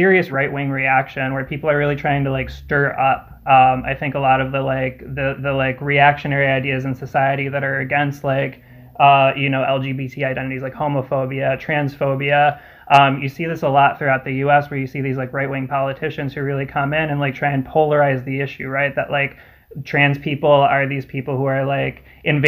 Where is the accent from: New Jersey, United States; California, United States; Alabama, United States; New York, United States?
New York, United States; I'm from New York